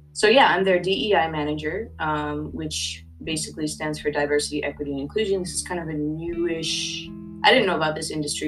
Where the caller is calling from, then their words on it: Oakland, California, United States; I am tuning in from Ohlone land, which is colonially known as Oakland, California.